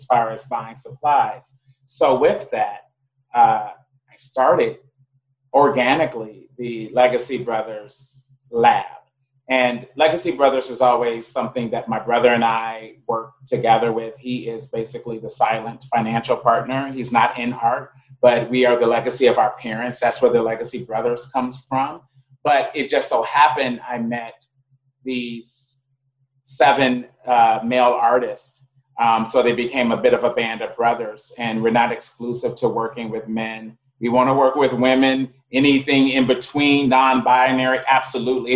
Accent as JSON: {"language": "English", "country": "United States", "also_born_or_lived": "Ghana", "moved": "yes"}